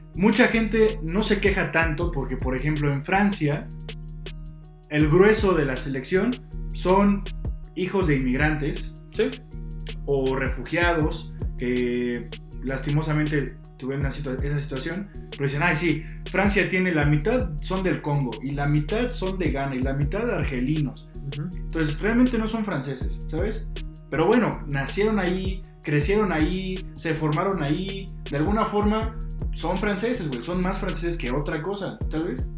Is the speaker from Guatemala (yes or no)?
no; Mexico; aquí en México